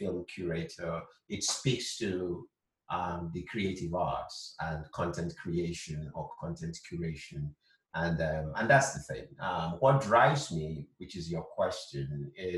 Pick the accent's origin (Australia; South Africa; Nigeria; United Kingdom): Nigeria; Southeast Nigeria; moved away as an adult; now in California, United States; I was born in Nigeria, will always be Nigerian.